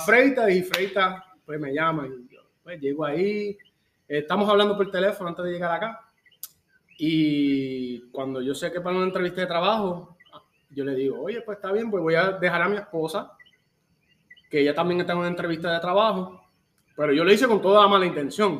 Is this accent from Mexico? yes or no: no; Yauco, Puerto Rico; moved away as an adult; now in Chicago, United States; aunque nací aquí, me crié en Puerto Rico